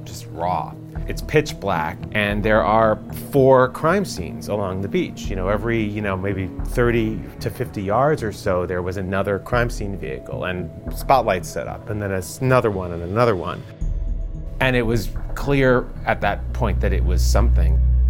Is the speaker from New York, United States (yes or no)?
yes; New York City, New York, United States; I grew up in New York City, and I went to high school in the Bronx